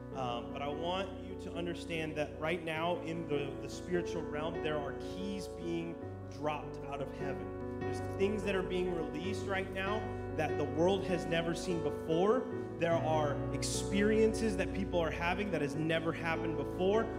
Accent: United States; moved away; also born or lived in Dallas, Texas; I am American

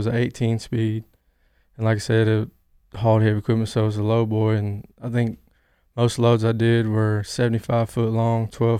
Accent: Newnan, Georgia, United States; I'm 25 years old. I'm from Noonan, Georgia.

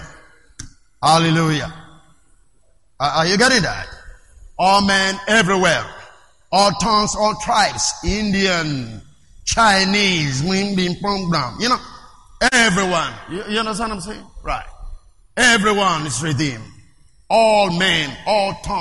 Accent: Nigeria; English is a second language; I am a Nigerian

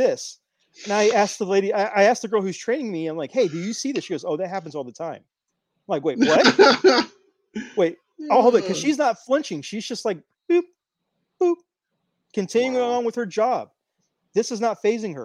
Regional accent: Houston, Texas, United States; We're both in Houston. Well, I grew up in the southeast side, but now I live in the northwest side

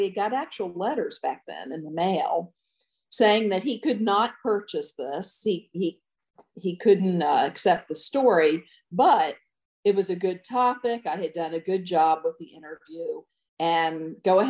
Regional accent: Easton, Maryland, United States; moved away as an adult; also born or lived in Nevada, Iowa / Des Moines, Iowa; now in Iowa, United States; growing up on the East Coast

